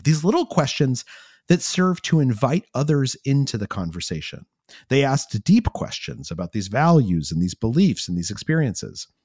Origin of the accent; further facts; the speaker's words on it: New Mexico, United States; I grew up in New Mexico